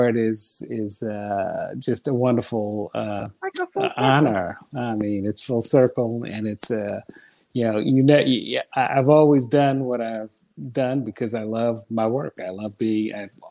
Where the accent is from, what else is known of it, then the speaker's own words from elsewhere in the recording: New York City, New York, United States; I grew up in Brooklyn and Bed-Stuy, and, you know, do or die Bed-Stuy